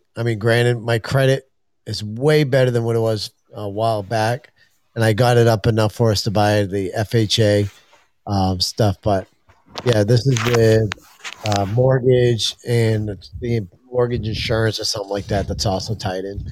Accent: Maine, United States; fellow Mainers

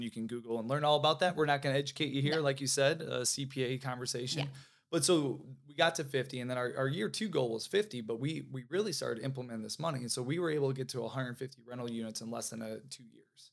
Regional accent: Michigan, United States; moved away as an adult; now in Florida, United States; I always say I'm a Midwest kid, so born and raised in Michigan, like a lot of people here. I'm transplant to Florida, so okay. been here for about 12 years

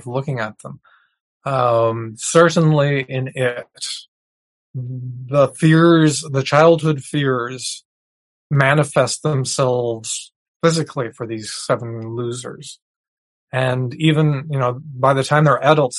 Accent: New Brunswick, Canada; I grew up in New Brunswick, which shares a border with Maine.

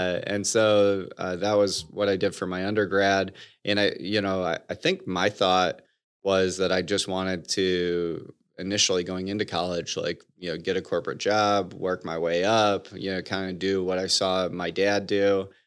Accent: Bloomfield Hills, Michigan, United States; So growing up, I grew up in Michigan, outside of Detroit, in a suburb called Bloomfield Hills, with my mom, dad, and one sister, who's about 2 years younger than me.

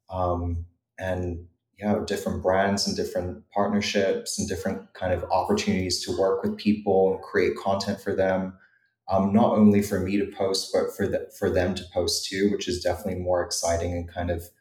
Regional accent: New Zealand; also born or lived in Europe; for someone who had grown up in Europe and I'm from New Zealand originally.

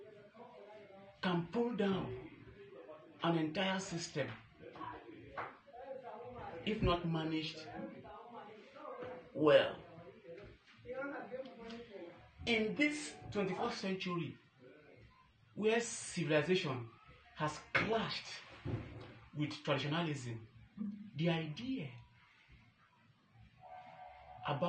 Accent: Ochagbe Village, Cross River, Nigeria; from Ochagbe Village in Africa 2, Cross River State, Nigeria. I live all through in Nigeria. I can categorically tell you that growing up here

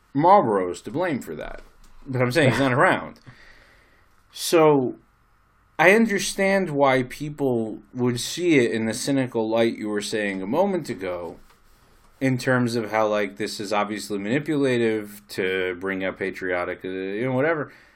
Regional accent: United States; now in Israel; I'm American

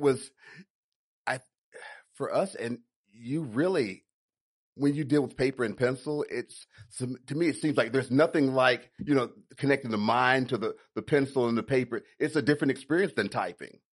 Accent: Chattanooga, Tennessee, United States; now in Atlanta, United States; I'm originally from Chattanooga, Tennessee

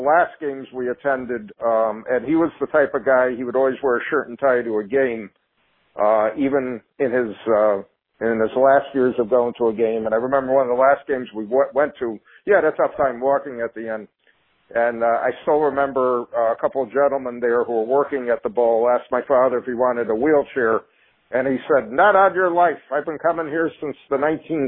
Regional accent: North Branford, Connecticut, United States; I grew up in North Branford, Connecticut

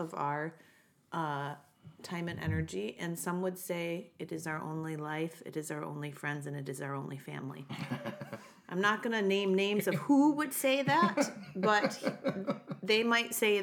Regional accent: Buffalo, New York, United States; now in New York City, United States; I was born and raised in Buffalo, New York.

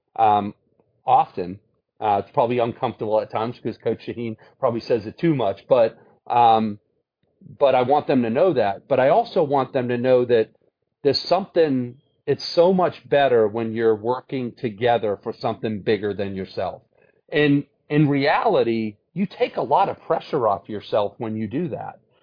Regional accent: Brockton, Massachusetts, United States; moved away as an adult; now in Atlanta, United States; Went back to my hometown, Brockton, and was a volunteer coach as I taught there as a history teacher

